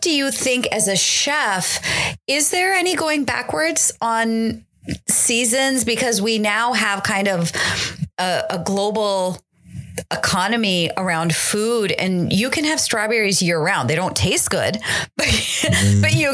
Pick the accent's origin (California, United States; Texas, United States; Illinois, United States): California, United States; Silicon Valley; moved away; I grew up in California, in the Silicon Valley